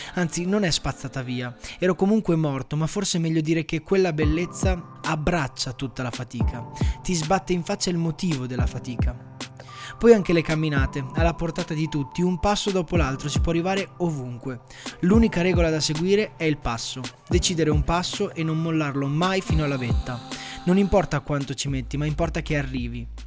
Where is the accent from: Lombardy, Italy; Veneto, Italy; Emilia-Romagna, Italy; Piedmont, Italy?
Emilia-Romagna, Italy; sono romagnolo